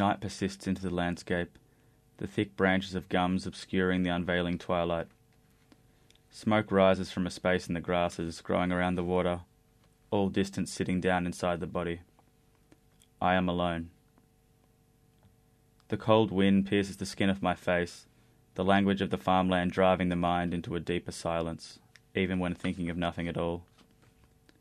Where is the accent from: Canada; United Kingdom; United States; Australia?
Australia; Woodstock, Victoria; now in Melbourne, Australia; the farm that I grew up in Woodstock